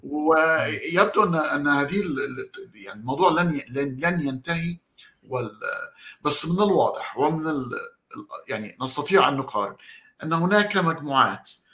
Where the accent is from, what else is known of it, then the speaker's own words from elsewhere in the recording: Egypt; عندنا في مصر